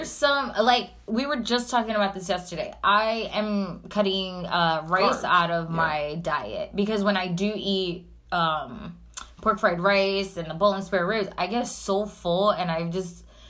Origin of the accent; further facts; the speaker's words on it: New York City, New York, United States; as a New Yorker